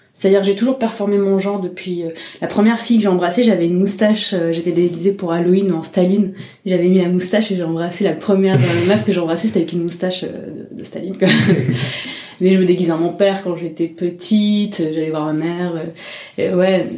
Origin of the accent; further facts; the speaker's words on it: Marseille, Provence-Alpes-Côte d'Azur, France; moved away as an adult; now in Montpellier, France; Moi, je viens de Marseille